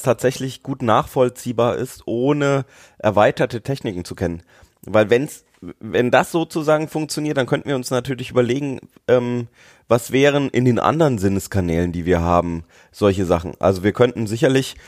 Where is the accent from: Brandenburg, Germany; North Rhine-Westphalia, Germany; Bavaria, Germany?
Bavaria, Germany; Nuremberg; ich bin ja in Nürnberg aufgewachsen.